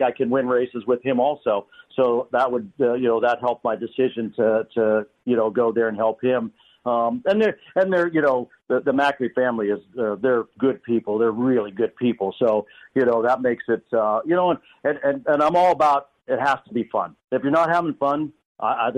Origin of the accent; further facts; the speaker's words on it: Pennsylvania, United States; I'm from the slow end of Pennsylvania